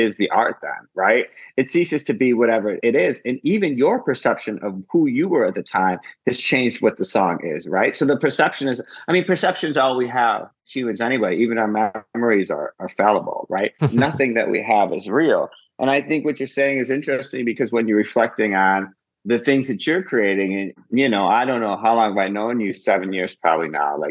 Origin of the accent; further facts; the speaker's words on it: Midwest, United States; now in Los Angeles, United States; I come from the Midwest and I come from a very emotionally stunted lineage, which I think all of us do in the Midwest